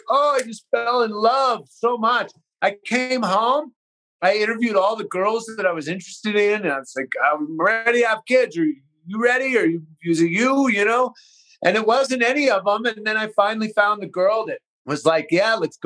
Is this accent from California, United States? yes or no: yes; Bay Area, California, United States; moved away as an adult; also born or lived in East Coast / Haight-Ashbury, San Francisco / Marin County / Los Angeles; Grew up in the Bay Area.